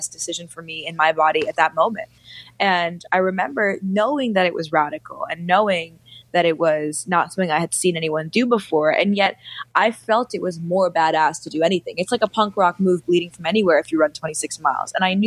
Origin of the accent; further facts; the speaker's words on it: New York City, New York, United States; also born or lived in India; I grew up in New York City